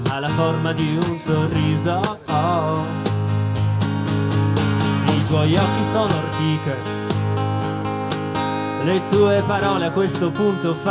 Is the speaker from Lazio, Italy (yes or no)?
no; Turin, Piedmont, Italy; Noi siamo di Torino, il prossimo pezzo parla di Torino.